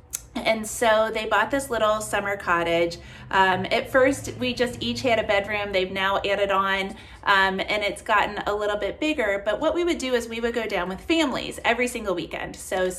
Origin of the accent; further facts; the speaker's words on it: Kentucky, United States; So I grew up here in Kentucky, where my office is, where my house is.